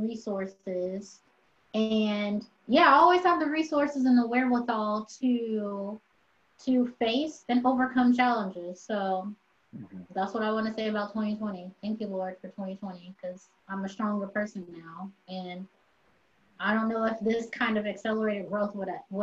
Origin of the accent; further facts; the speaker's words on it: United States; I'm American